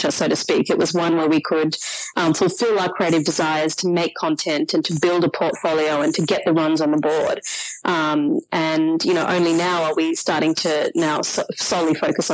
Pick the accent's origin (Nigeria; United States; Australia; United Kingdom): Australia; Sydney, New South Wales; I grew up in Sydney's western suburbs